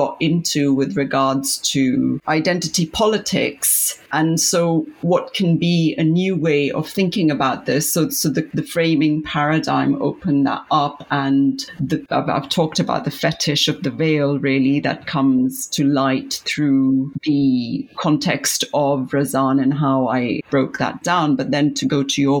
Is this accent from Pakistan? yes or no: yes; Pakistan; moved away; when I was growing up in Pakistan